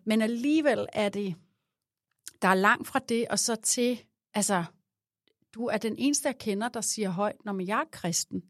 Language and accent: Danish; Glostrup, Capital Region of Denmark, Denmark; jeg er jo født i, i Glostrup